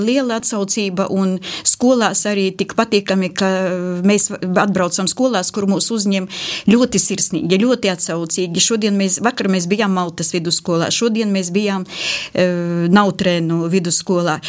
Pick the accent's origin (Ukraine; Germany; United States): Ukraine; Zhytomyr, Zhytomyr Oblast; Latvian is a second language; moved away as an adult; now in Latvia; mēs esam no Žitomiras pilsētas